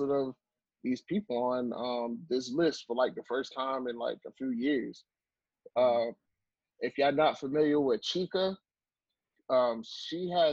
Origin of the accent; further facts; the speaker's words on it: Miami, Florida, United States; I'm from Miami. I'm from Florida